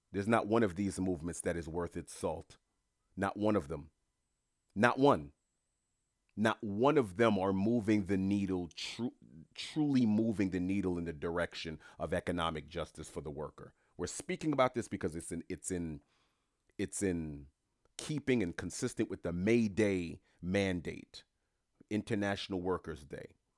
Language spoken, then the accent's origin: English; New York City, New York, United States; moved away; I grew up in Queens, New York